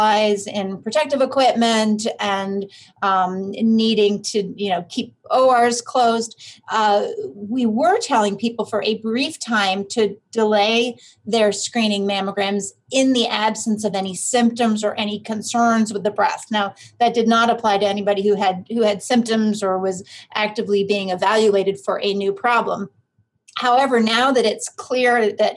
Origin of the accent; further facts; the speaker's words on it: Vermont, United States; moved away as an adult; also born or lived in Philadelphia, Pennsylvania; now in Cleveland, United States; I actually grew up in Vermont